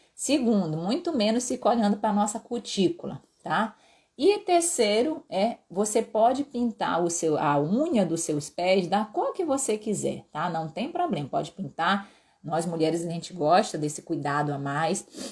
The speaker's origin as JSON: {"language": "Portuguese", "region": "Pará", "country": "Brazil", "said": "eu sou paraense, com herança no Ceará também. Então, na, minha terra a gente fala topada"}